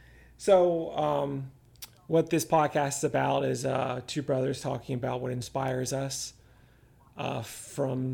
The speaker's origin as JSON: {"language": "English", "town": "Orlando", "region": "Florida", "country": "United States", "moved": "yes", "said": "I'm from Orlando originally, and near there, Central Florida."}